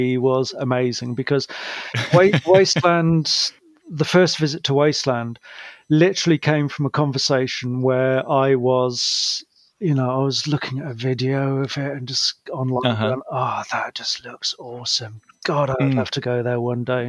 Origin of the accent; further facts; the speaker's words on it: United Kingdom; also born or lived in Cardiff; as a Brit